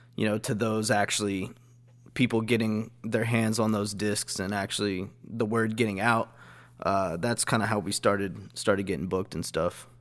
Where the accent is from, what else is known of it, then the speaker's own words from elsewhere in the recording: Dallas–Fort Worth area, Texas, United States; I usually just go with Dallas